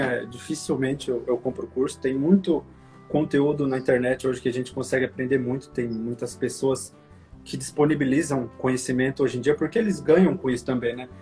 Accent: Indaiatuba, São Paulo, Brazil; moved away as an adult; now in California, United States; eu sou de São Paulo, nasci em São Paulo, na capital, na Zona Sul. E aí, com cinco anos, eu me mudei pro interior. Meus pais se mudaram, né, pro interior, ali pra Indaiatuba, 100 quilômetros de São Paulo, pertinho. E eu cresci lá

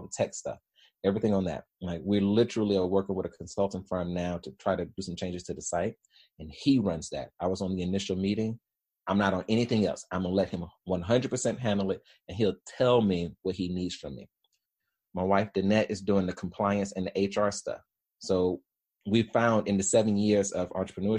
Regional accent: Birmingham, Alabama, United States; I was born in Birmingham, Alabama, in Woodlawn. And so anybody that knows Birmingham, particularly in the 80s and 90s, Woodlawn was not the place you wanted to be in, right? And so single parent, high school education, and three kids

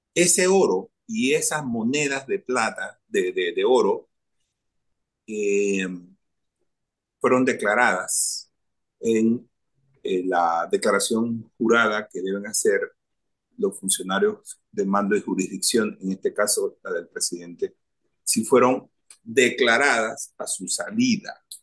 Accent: Panama; soy un ciudadano de este país

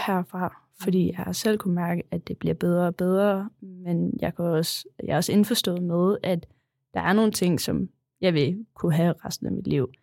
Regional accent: Kolding, Southern Denmark, Denmark; also born or lived in Vejen; jeg var flyttet fra Kolding til Vejen

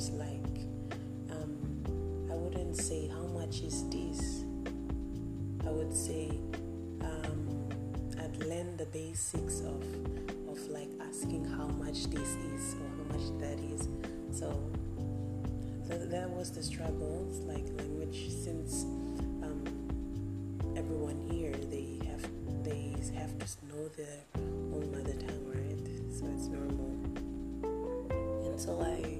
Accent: Papua New Guinea; now in Philippines; I come from Papua New Guinea and I live in the Philippines.

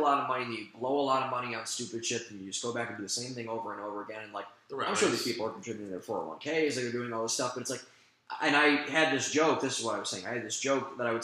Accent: Midwest, United States; now in Austin, United States; I'm from the Midwest

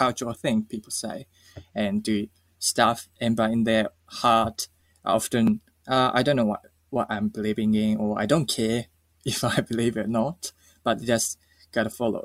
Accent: Japan; moved away; when I grew up in Japan at schools

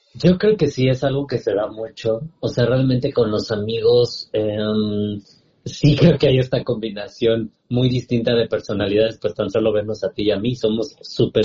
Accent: Sierra Norte de Puebla, Mexico; crecí en la Sierra Norte de Puebla

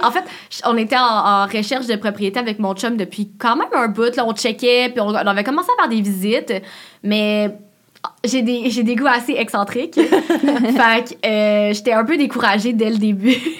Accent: Laval, Quebec, Canada; moved away; je viens de Laval, puis mon chum aussi. Fait que j'étais comme, bon, on retourne à Laval

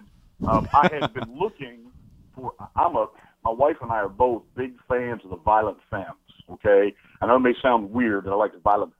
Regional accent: Kentucky, United States; I'm from Eastern Kentucky, for Christ's sakes.

